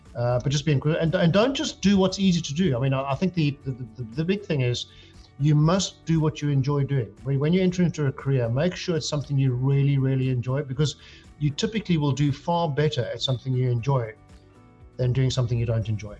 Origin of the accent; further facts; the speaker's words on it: South Africa; moved away as an adult; now in United Kingdom; I grew up in South Africa, um, as you can hear by the accent